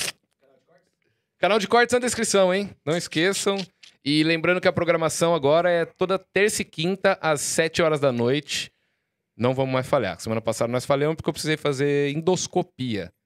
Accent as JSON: {"language": "Portuguese", "town": "Jaú", "region": "São Paulo", "country": "Brazil", "tie": "born or raised there", "said": "lá em Jaú, minha cidade natal"}